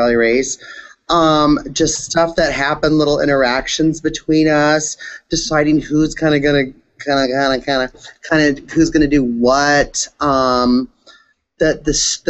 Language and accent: English; Southern California, United States; I'm from Southern California